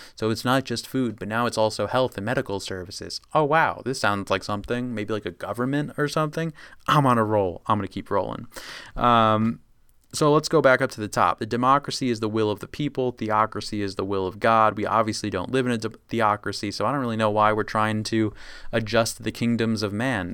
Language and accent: English; United States; being American